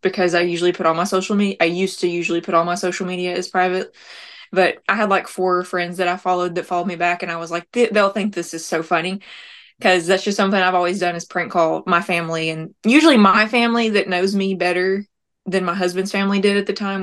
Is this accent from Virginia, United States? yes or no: no; Tellico Plains, Tennessee, United States; also born or lived in Nashville, Tennessee; now in near Nashville, United States; We're from Tellico Plains. It's a very small city in the mountains in Tennessee